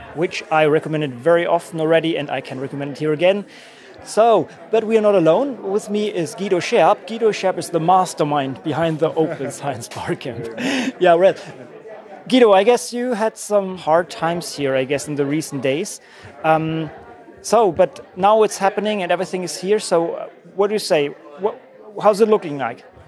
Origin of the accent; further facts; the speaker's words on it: Cologne, North Rhine-Westphalia, Germany; I'm from Cologne